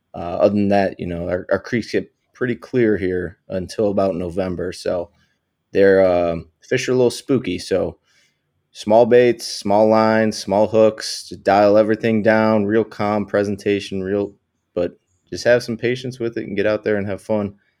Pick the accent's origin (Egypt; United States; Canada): United States; New York; I'm from New York originally, and we have a great cold water species fishery up here